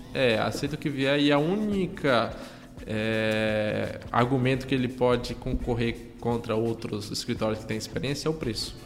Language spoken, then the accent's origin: Portuguese; Ceará, Brazil; moved away; minha cidade de origem, lá no, lá no Ceará